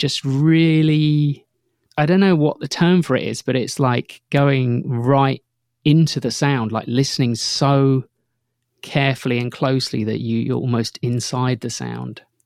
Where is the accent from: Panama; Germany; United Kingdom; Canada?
United Kingdom; outside Northampton, East Midlands; I grew up outside Northampton, and, like, at night, I could hear the M one motorway